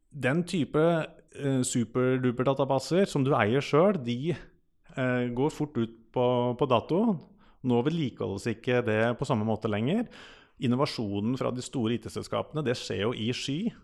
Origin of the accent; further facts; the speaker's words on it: Rømskog, Viken, Norway; Jeg er fra Rømskog. Eh, Rømskauen kaller vi det.